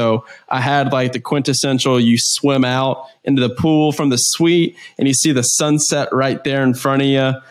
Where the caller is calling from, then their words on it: Florianópolis, Santa Catarina, Brazil; Nah, I'm in uh, Floripa, Brazil. I'm in South Brazil. I'm looking out my window right now and I'm looking at this rainforest and the ocean in the background.